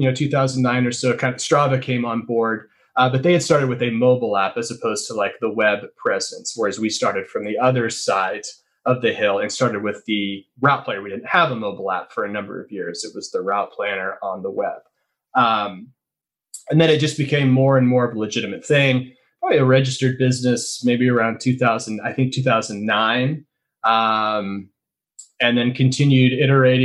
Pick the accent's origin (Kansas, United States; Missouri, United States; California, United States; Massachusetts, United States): Kansas, United States; now in Portland, United States; I'm not originally from here. I was born and raised in Kansas